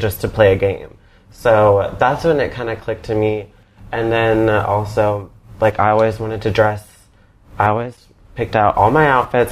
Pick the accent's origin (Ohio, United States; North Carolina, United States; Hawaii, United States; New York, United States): North Carolina, United States; Charlotte; I'm from Charlotte, North Carolina